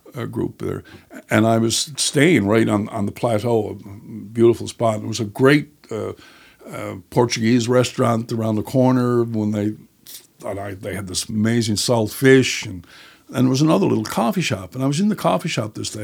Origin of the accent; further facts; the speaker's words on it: St. John's, Newfoundland and Labrador, Canada; also born or lived in Jerseyside, Placentia Bay; I was born in Saint John's, uh, and then when I was about, uh, eight, I guess it was, uh, we moved to Jersey Side in Placentia Bay